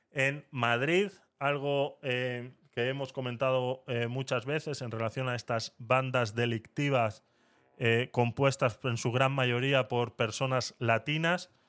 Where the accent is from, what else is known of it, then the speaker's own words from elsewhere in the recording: Venezuela; Eh, Mabel y yo somos venezolanas.